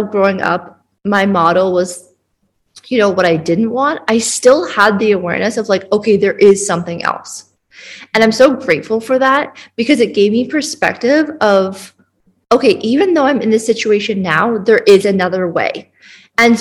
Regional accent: Canada; now in Bali, Indonesia; I am from Canada, but I currently live in Bali

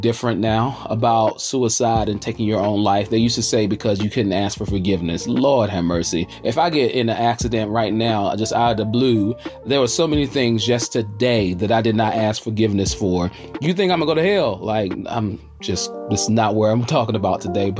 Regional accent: Charlotte, North Carolina, United States; I'm hailing from the South by way of the QC, the Queen City, Charlotte, North Carolina

